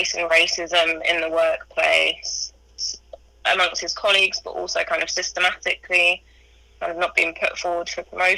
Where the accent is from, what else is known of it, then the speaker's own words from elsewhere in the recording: London, United Kingdom; I was born in London, in northeast London.